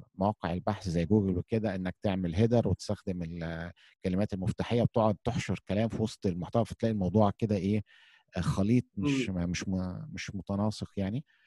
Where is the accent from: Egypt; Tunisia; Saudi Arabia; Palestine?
Egypt; احنا عندنا في مصر